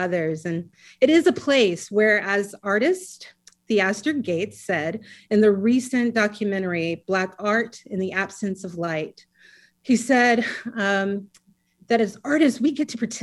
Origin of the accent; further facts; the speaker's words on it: South Carolina, United States; also born or lived in Atlanta, Georgia; I think it was around 2 years old, we moved to South Carolina once he finished